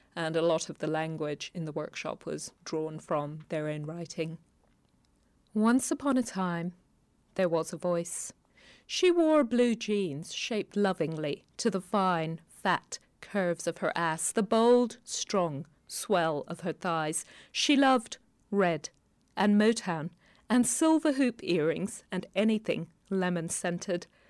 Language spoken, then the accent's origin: English; Kenya; moved away; also born or lived in London; Growing up in Kenya